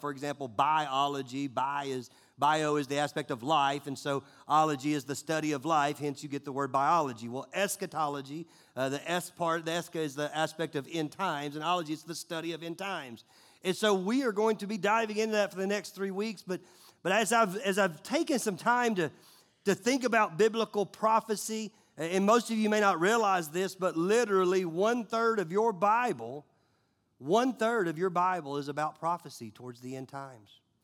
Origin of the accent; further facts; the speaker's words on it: United States; we, we being American